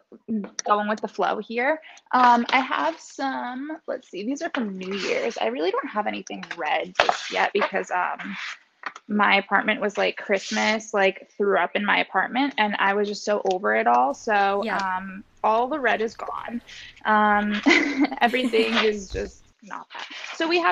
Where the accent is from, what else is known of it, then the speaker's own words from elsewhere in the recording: Westchester, New York, United States; also born or lived in Fairfield, Connecticut; I'm from Westchester, New York. And I grew up there my whole life